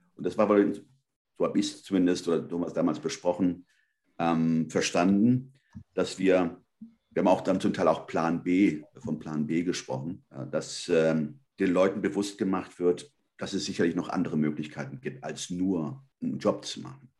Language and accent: German; Germany; also born or lived in Spain (ancestry); Ich bin Spanier. Ich sage immer zweite Hand. Also ich bin hier aufgewachsen, meine Eltern sind ja in den 60er Jahren rübergekommen.